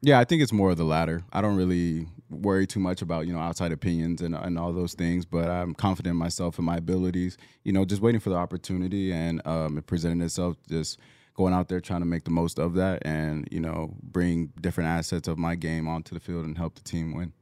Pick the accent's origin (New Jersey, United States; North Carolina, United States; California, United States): California, United States; Southern; moved away as an adult; also born or lived in Oregon; I'm originally from Southern California